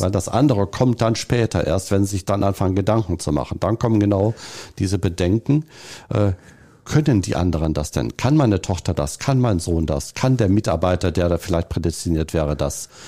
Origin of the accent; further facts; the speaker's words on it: North Rhine-Westphalia, Germany; Und als Ostwestfale ist man immer so im Understatement-Modus und sagt das eher nicht. Aber Ostwestfale ich